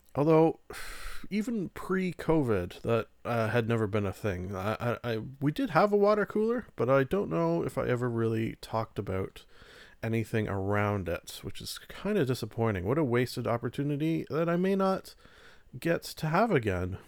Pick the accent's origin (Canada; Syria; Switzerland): Canada; I'm Canadian